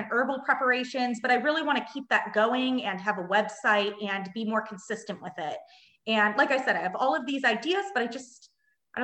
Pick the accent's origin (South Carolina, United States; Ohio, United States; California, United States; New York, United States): California, United States; Southern; moved away as an adult; also born or lived in Germany; now in Munich, Germany; I'm from Southern California, and I have been living in Germany for the past 5 years and recently just moved to Munich a few months ago